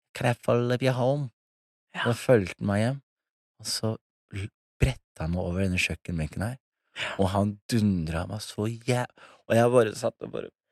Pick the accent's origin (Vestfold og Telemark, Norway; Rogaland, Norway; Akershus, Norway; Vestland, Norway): Vestfold og Telemark, Norway; Skien; now in Oslo, Norway; jeg vokste opp i Skien